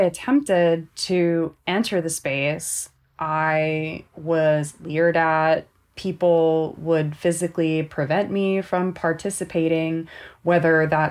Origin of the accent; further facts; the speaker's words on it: Southern California, United States; I grew up here in Southern California